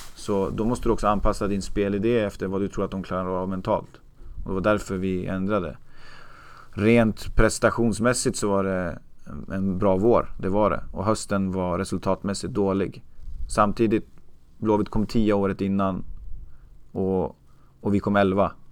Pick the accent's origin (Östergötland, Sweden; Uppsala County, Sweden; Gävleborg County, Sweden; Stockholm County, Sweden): Uppsala County, Sweden; Uppsala; jag är uppväxt i Uppsala